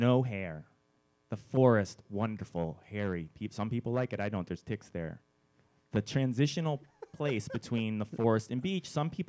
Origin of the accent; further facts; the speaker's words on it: New England, United States; I grew up in New England, so yeah, there's lots of forests near the beach.